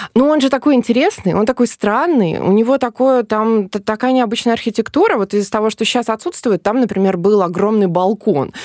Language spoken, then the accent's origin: Russian; Smolensk Oblast, Russia; now in Smolensk, Russia; я изначально не из Смоленска, я из э, Смоленской области